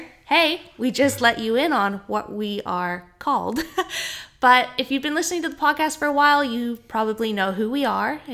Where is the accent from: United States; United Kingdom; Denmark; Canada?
Canada; moved away; I'm from Canada